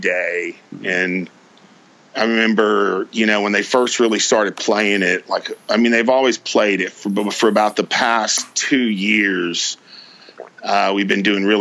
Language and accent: English; Deep East Texas, United States; I was raised in Deep East Texas